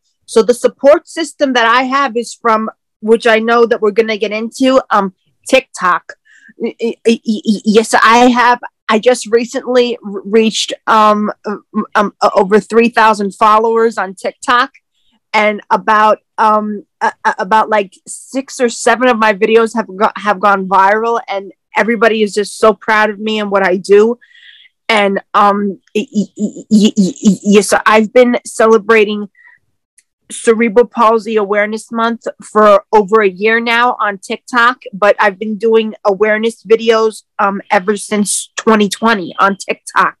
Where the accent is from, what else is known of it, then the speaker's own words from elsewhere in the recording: New York City, New York, United States; I am from Queens, New York